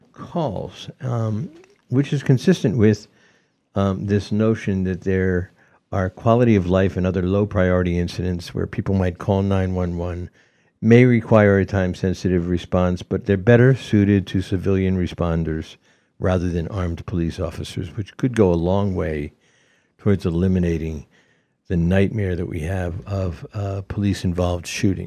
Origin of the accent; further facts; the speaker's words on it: Ashfield, Massachusetts, United States; Ashfield, my hometown